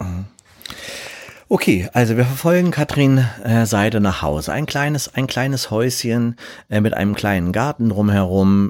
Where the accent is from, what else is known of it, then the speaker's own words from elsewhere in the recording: Berlin, Germany; Ich bin ja in Berlin zur Schule gegangen